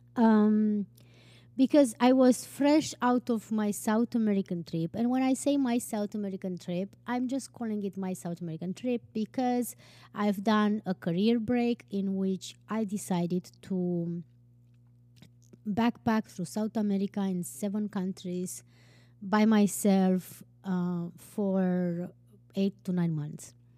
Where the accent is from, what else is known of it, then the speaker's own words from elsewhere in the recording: Transylvania, Romania; moved away as an adult; also born or lived in Turkey / Tunisia / Denmark / Iceland; now in New York, United States; I have been born and raised in Transylvania, Romania.